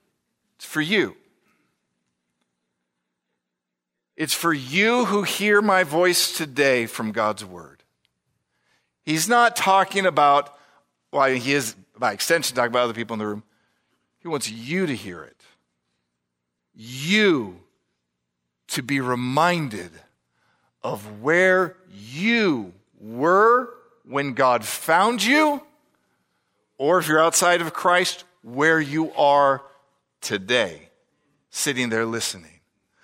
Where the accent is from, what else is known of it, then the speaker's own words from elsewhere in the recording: California, United States; born there; I was born in California.